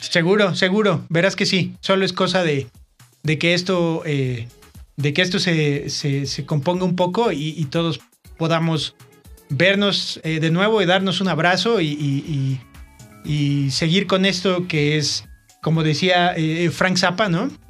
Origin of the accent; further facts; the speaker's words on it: Mexico; somos mexicanos